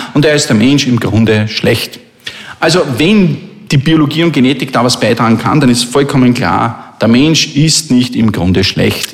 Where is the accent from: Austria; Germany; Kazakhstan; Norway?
Austria; Linz, Upper Austria; meiner Heimatstadt